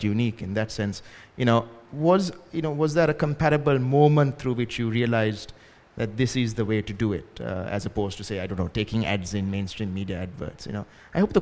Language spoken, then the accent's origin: English; Ratmalana, Western Province, Sri Lanka; I grew up in Rathmalana and very close to the Rathmalana airport.